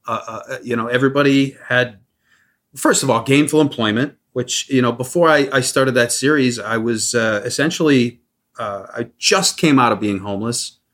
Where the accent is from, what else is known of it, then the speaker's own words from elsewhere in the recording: Midwest, United States; I grew up in the Midwest, very small town